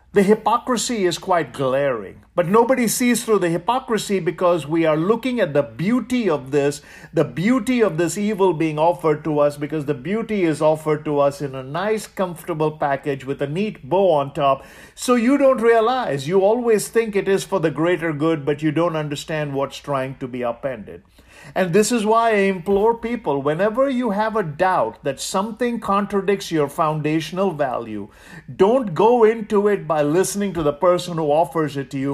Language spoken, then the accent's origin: English; India; now in United States; I grew up in India.